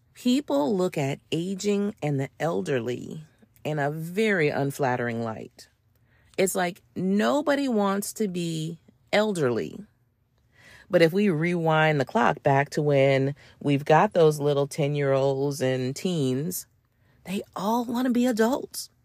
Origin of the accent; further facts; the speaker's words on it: United States; I'm American